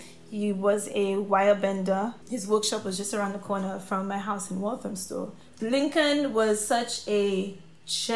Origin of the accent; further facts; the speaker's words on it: St. Lucia; moved away as an adult; now in United Kingdom; when I was growing up in St. Lucia